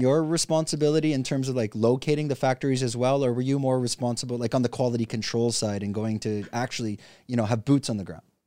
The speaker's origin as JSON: {"language": "English", "country": "Canada", "said": "the same country as me, Canada"}